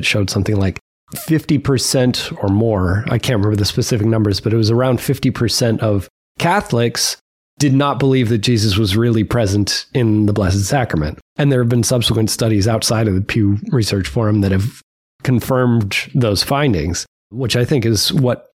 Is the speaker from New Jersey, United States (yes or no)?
no; New Hampshire, United States; As a New Hampshire native, I can relate to being quasi-Canada